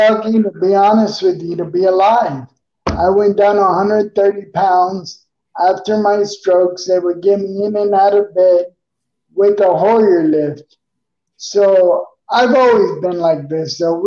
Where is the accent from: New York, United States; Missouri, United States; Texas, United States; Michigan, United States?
New York, United States; New York City; also born or lived in Coral Gables, Florida; now in Tampa Bay, United States; I'm originally from Queens, New York